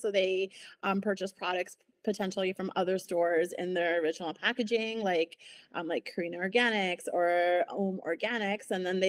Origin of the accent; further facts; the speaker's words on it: Ontario, Canada; moved away as an adult; now in Kelowna, Canada; I came from Ontario, and I did my master's here focusing on sustainability.